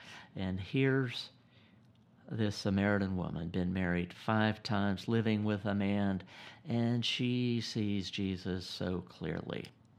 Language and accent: English; Gainesville, Georgia, United States; And I was born in Gainesville, Georgia in 1956. And even though we were both born and grew up in the South at the same time